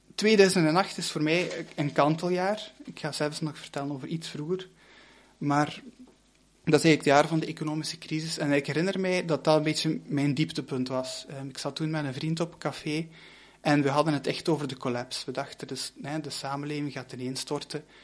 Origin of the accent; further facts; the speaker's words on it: Limburg, Flanders, Belgium; moved away as an adult; also born or lived in Brussels / Leuven; ik kom van Limburg en ik ging dan naar eh, Brussel